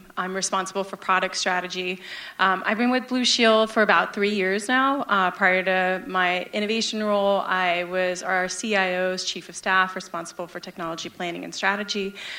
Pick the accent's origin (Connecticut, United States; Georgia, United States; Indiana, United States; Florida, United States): Georgia, United States; Atlanta; moved away as an adult; also born or lived in Pakistan; now in San Francisco, United States; I was born in Pakistan. I was seven when I moved to the U.S. and raised in Atlanta, Georgia, so a lot of people often ask me, where's my accent? I try to hide it. Y'all does come out every once in a while. I moved to San Francisco about 7 years ago.